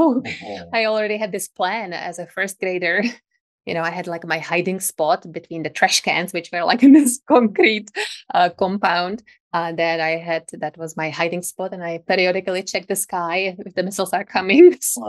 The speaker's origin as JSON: {"language": "English", "country": "Czechia", "tie": "born or raised there", "also_born_or_lived": "Prague", "second_language": "English", "moved": "as an adult", "lives_now": "Vail Valley, United States", "said": "So I come from the Czech Republic. Actually, I was born still in the communist Czechoslovakia."}